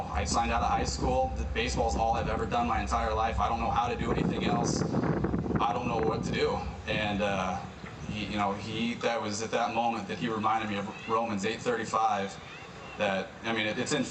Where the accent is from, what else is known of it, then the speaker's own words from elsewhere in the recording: Seattle, Washington, United States; I grew up in Seattle. I had to call my buddy up there, Danny.